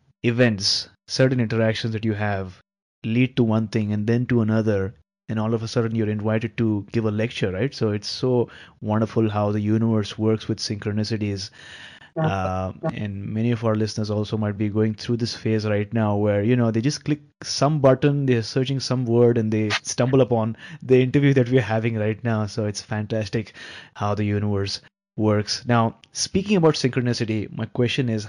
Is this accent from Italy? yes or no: no; India; I'm based in India, so that's my hometown, and I'm in Vancouver right now